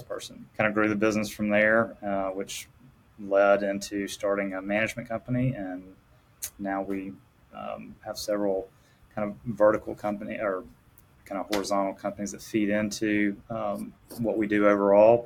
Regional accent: Selma, Alabama, United States; growing up in Selma

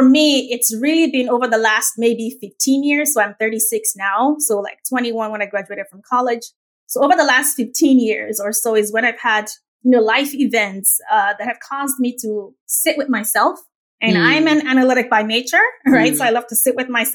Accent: Lagos, Nigeria; accent: Nigerian; now in United States; I grew up in the most populous Black nation on earth, which is Nigeria

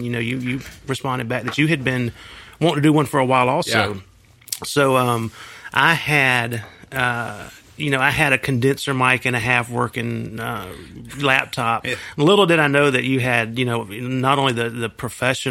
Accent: Union City, Georgia, United States; also born or lived in Coweta County, Georgia; I grew up in Union City, which is south of Atlanta

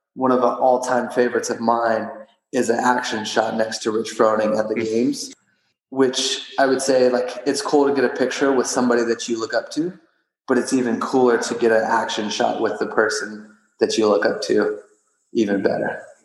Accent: Odessa, Texas, United States; I was born and raised in Odessa, Texas

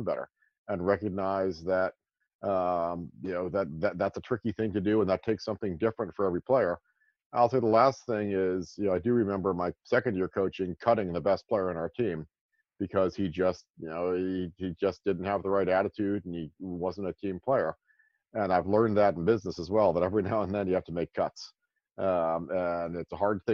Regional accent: New York, United States; moved away as an adult; I grew up in New York

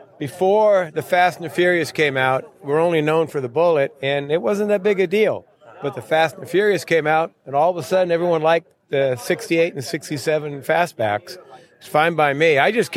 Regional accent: Rancho Murieta, California, United States; I'm from Rancho Marietta.

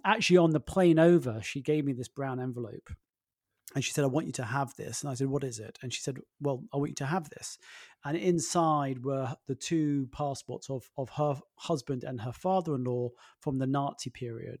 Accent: London, United Kingdom; I grew up in London

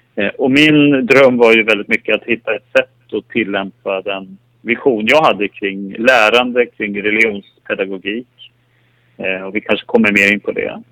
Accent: Skellefteå, Västerbotten County, Sweden; moved away; jag har vuxit upp i, i, i Norrland, i Skellefteå

